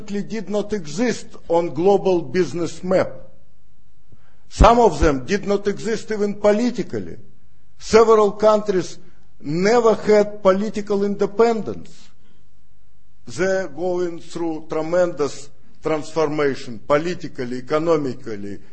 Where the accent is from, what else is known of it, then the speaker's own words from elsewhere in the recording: Russia; moved away as an adult; now in United States; I was born in Russia. Second of all, I was raised in the place of Gulag